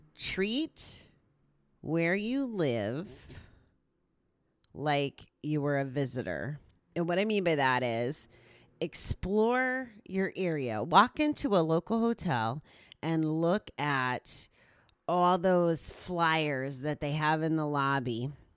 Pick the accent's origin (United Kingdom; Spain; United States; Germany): United States; Connecticut; now in New York, United States; I was born and raised in Connecticut